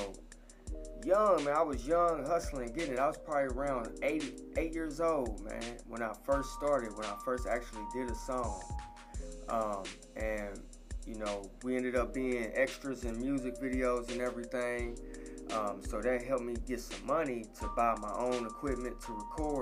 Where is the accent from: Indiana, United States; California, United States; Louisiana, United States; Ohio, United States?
Indiana, United States; Indianapolis; now in Atlanta, United States; I was born and raised in Indianapolis, Indiana